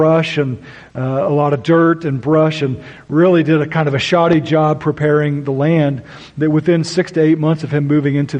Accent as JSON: {"language": "English", "region": "Oklahoma", "country": "United States", "tie": "born or raised there", "moved": "yes", "said": "I grew up in Oklahoma, which accounts for my weird accent at times"}